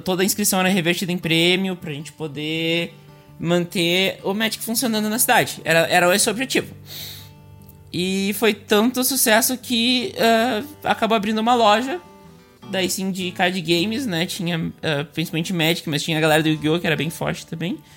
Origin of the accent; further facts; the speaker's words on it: Montenegro, Rio Grande do Sul, Brazil; Eu sou de Montenegro, mas é, recém saí de Montenegro, na real, nasci né? e criada lá.